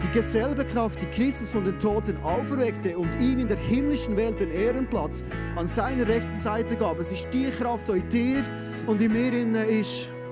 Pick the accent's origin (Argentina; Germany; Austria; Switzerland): Switzerland; Bernese Oberland; Kennen wir als Berner Oberländer, oder? Wir haben fast nie Nebel